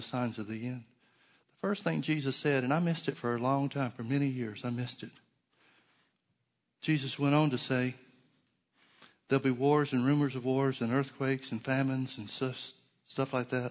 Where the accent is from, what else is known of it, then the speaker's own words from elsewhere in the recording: United States; I'm always going to be more Christian than I am American